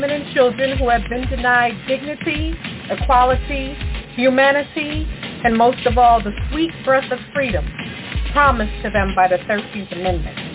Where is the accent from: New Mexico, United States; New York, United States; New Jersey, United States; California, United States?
New Jersey, United States; North; a native of North New Jersey, a person of diaspora, an African American, a Shinnecock Indian, and a slavery abolitionist.